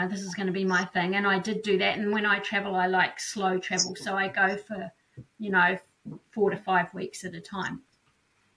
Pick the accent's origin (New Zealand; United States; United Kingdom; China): New Zealand; So I'm born and bred in New Zealand, so that's where I'm coming from today or tonight